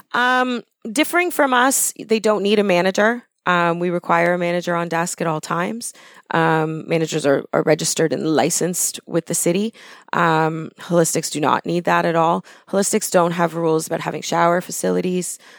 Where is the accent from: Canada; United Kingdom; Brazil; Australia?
Canada; Thornhill, Ontario; I grew up in Thornhill when it was farmland